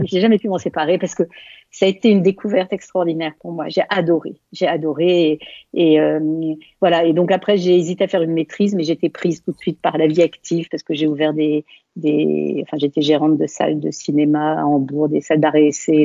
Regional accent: Valenciennes, Hauts-de-France, France; moved away as an adult; also born or lived in Germany / Hamburg; Je venais de Valenciennes.

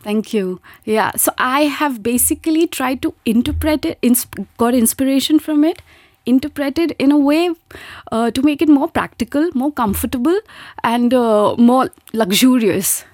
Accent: India; moved away as an adult; now in Luxembourg; was pursuing chartered accountancy back in my home country, India. And then I got married. I migrated here in Luxembourg

